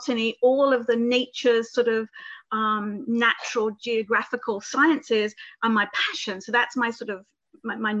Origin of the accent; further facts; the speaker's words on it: Reading, South East England, United Kingdom; moved away as an adult; also born or lived in Albany / Florida; now in United States; I come from the United Kingdom, right southwest of London in Reading in Berkshire, which is near Windsor.